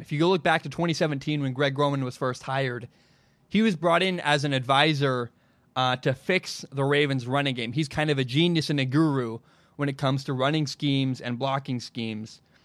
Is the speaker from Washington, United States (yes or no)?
yes; Washington, United States; my home state of Washington